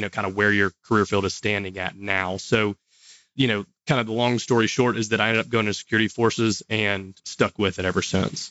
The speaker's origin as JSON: {"language": "English", "town": "Monroe", "region": "Louisiana", "country": "United States", "tie": "born or raised there", "said": "I'm from Louisiana. You probably can't tell by the accent, and I get that a lot, but I was born in Monroe, which is the northeast part of Louisiana. Graduated from high school here"}